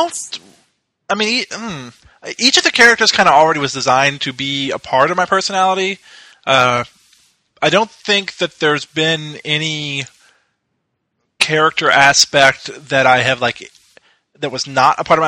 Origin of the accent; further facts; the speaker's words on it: Louisville, Kentucky, United States; moved away as an adult; also born or lived in Dallas; I had flew back to Louisville, my hometown, from Dallas, because I was going to school in Dallas.